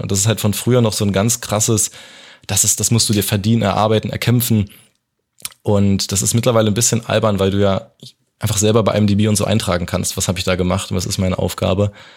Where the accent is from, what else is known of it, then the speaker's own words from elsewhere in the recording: Potsdam, Brandenburg, Germany; also born or lived in Hamburg; Ich komme halt aus Potsdam